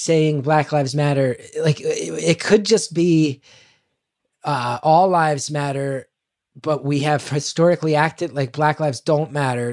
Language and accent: English; New York City, New York, United States; I'm an artist from New York City